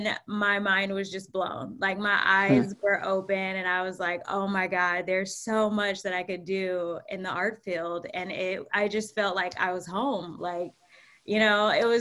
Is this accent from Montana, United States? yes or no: no; Atlanta, Georgia, United States; moved away as an adult; also born or lived in Harlem, New York; now in New York, United States; we grew up together right outside of Atlanta, on the South Side.